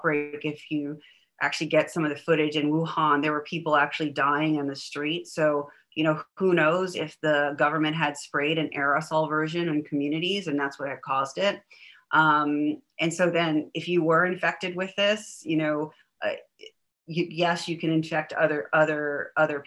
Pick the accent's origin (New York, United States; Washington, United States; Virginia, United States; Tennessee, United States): New York, United States; moved away; I'm from New York originally